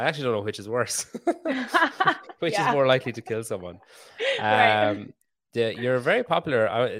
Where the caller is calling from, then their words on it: Ireland; I'm talking from Ireland. So that makes two of us.